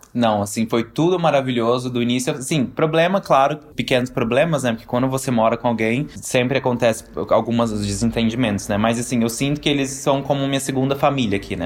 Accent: Brazil; moved away as an adult; now in Austria; quando eu saí do Brasil. Eu tinha o quê? 20 anos

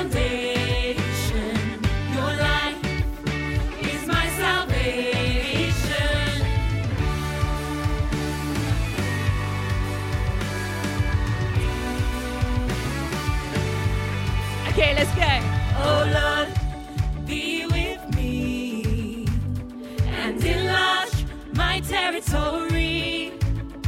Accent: Essex, East of England, United Kingdom; moved away as an adult; now in Coventry, United Kingdom; I'm originally from Essex

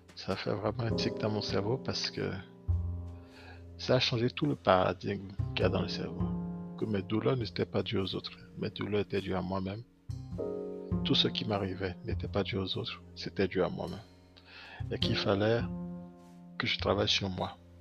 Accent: Benin; Je suis né au Bénin. J'ai grandi au Bénin

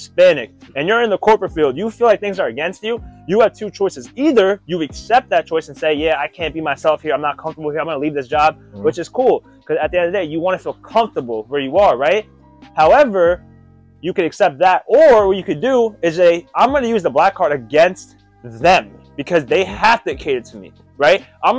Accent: India; I'm Indian. So Gandhi went through his thing.

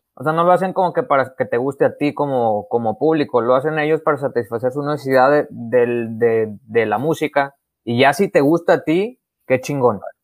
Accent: Mexico; somos mexicanos

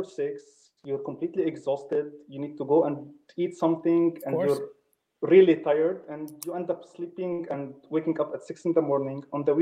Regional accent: Lebanon; moved away as an adult; also born or lived in Poland; now in Denmark; I'm originally from Lebanon, but I'm currently in Denmark

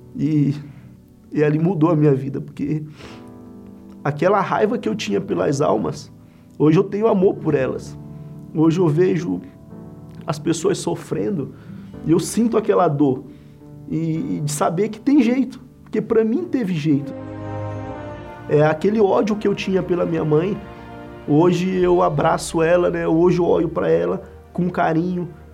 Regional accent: Central, Maranhão, Brazil; moved away as an adult; also born or lived in São Luís, Maranhão; now in São Paulo, Brazil; Sou natural de São Luís, né, Maranhão, mas me criei no interior do estado, uma cidade chamada Central, né, que fui criado pelos meus avós

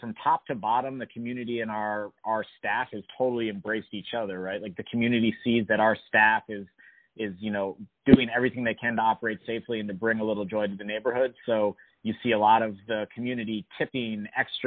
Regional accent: Washington, District of Columbia, United States; I was born and raised in D.C.

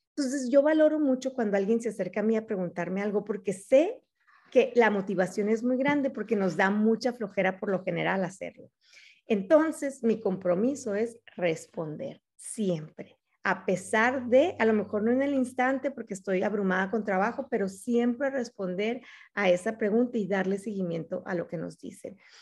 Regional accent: Mexico; moved away as an adult; now in Arizona, United States; soy mexicana

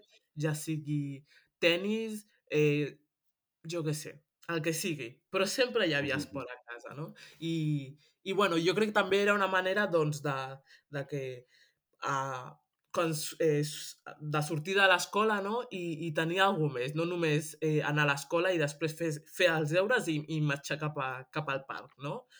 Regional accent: Granollers, Catalonia, Spain; moved away as an adult; now in Germany; jo he nascut a, a Granollers i, i soc, eh, soc catalana

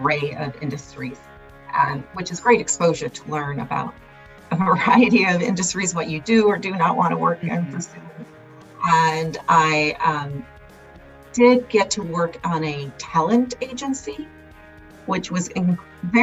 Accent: Los Angeles, California, United States; I'm a Los Angeles native, born and raised in Los Angeles, from immigrant parents that moved here from Mexico when they're early teens

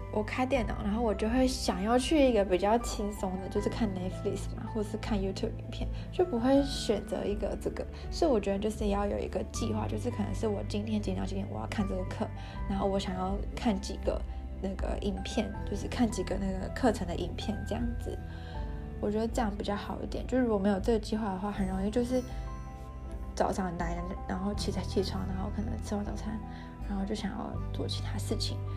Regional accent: Taiwan; 我们其实台湾人

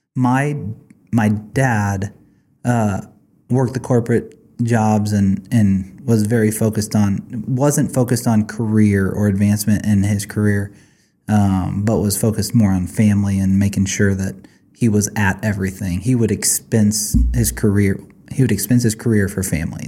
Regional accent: Blue Springs, Missouri, United States; also born or lived in Grain Valley, Missouri; Blue Springs, Missouri

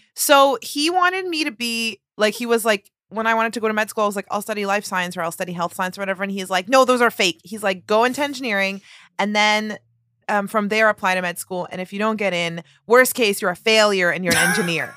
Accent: Toronto, Ontario, Canada; moved away as an adult; now in New York City, United States; I'm from Toronto and I just moved here in January

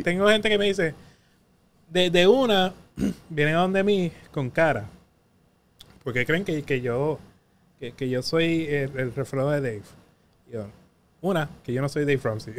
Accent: Patillas, Puerto Rico; now in San Juan, Puerto Rico; yo vengo del barrio Jaguar de Patilla

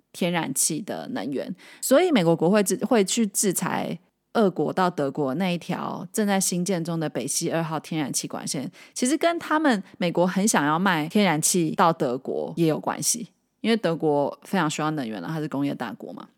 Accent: Taiwan; 身为台湾人的我们

